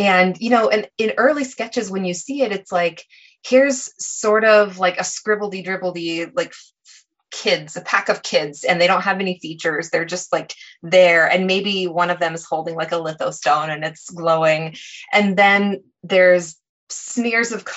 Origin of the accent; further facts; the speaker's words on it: Lawrence, Kansas, United States; Lawrence in particular, which is my hometown